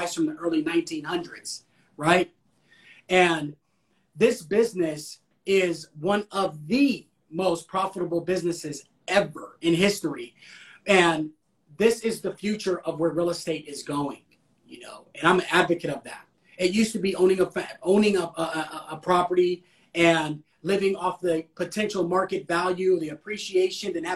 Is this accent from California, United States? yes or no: yes; California, United States; I'm from Cali